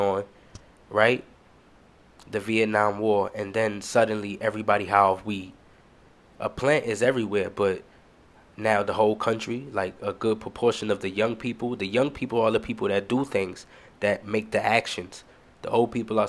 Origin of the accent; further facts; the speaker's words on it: New York, United States; I'm from New York